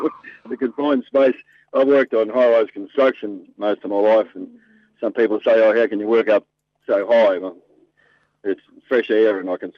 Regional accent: Ipswich, Queensland, Australia; I'm from Ipswich.

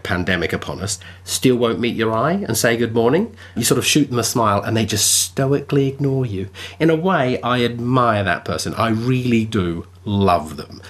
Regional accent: England, United Kingdom; now in Australia; as an Englishman

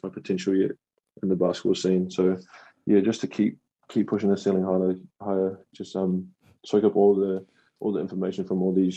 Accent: New Zealand; moved away

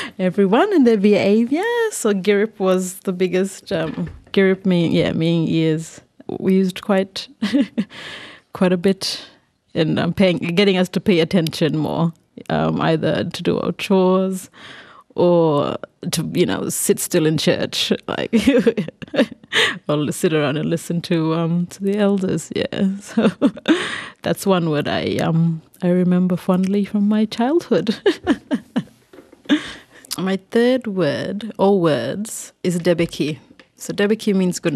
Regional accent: Thursday Island, Queensland, Australia; I was born and bred on Thursday Island.

